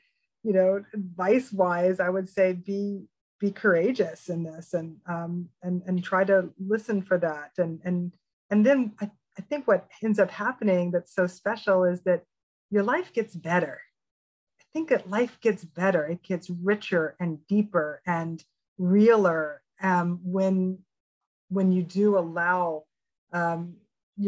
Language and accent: English; Memphis, Tennessee, United States; I was this spiritual freak of a kid, you know, growing up in Memphis, Tennessee